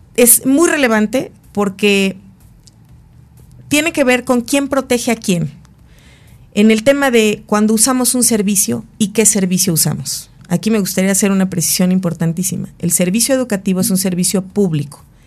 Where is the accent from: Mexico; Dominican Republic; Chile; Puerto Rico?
Mexico